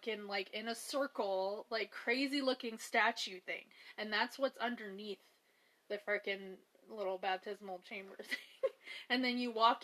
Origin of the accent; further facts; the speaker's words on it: Louisiana, United States; I'm from Louisiana